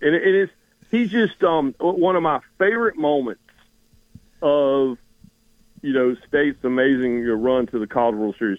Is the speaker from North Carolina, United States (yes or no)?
yes; Raleigh, North Carolina, United States; So I grew up in Raleigh, North Carolina, and in the Triangle. You know, I grew up on Tobacco Road